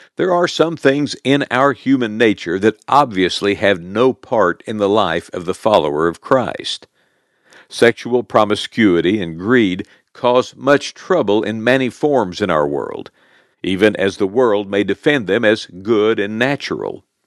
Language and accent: English; Oklahoma, United States; my real home was in good old Oklahoma